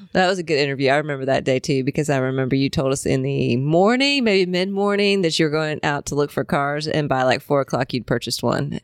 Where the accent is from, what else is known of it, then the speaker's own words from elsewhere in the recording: Indiana, United States; moved away as an adult; also born or lived in Colorado / Columbia, South Carolina; I'm from Indiana